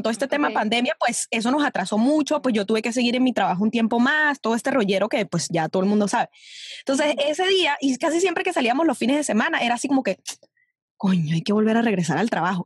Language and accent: Spanish; Venezuela; moved away as an adult; now in New York, United States; uno como venezolano